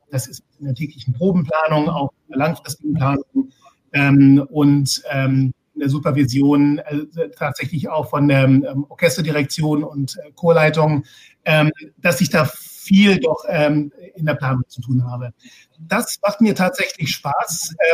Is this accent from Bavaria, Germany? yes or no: no; Heidelberg, Baden-Württemberg, Germany; Ich bin in Heidelberg geboren und aufgewachsen und habe schon, naja, als 13-, 14-Jähriger ähm, sehr, sehr viel Klavier gespielt